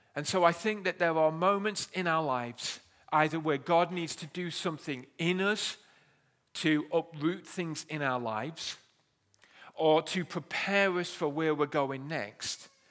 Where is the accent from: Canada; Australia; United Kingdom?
United Kingdom; We are, we are British